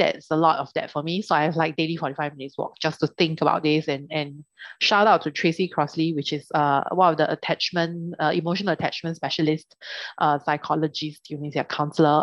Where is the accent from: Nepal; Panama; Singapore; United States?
Singapore; we come from Singapore